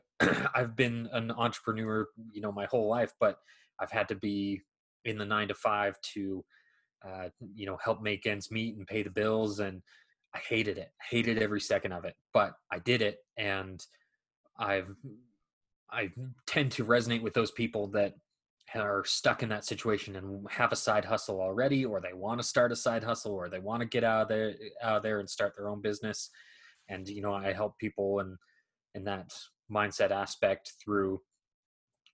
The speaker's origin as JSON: {"language": "English", "area": "a suburb of Salt Lake City", "region": "Utah", "country": "United States", "tie": "born or raised there", "also_born_or_lived": "Oxford, England", "said": "I grew up in a suburb of Salt Lake City, Utah"}